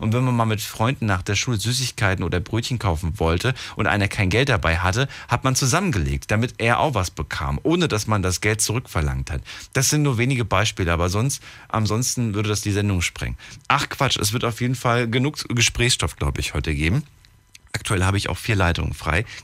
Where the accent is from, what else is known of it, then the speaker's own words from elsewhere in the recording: Algeria; now in Bonn, Germany; Ich komme aus Algerien.